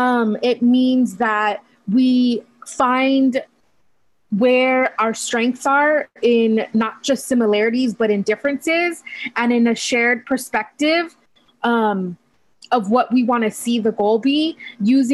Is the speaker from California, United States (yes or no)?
yes; Hayward, California, United States; So I grew up in the Bay Area. I was born and raised here